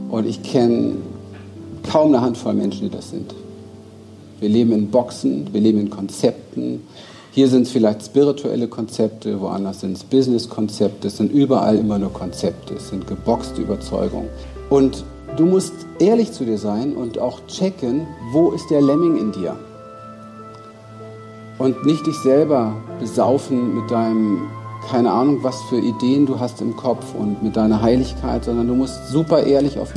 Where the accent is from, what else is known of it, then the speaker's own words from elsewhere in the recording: Berlin, Germany; ich bin in Berlin aufgewachsen, Spielplatz Mülltonnen, Ghetto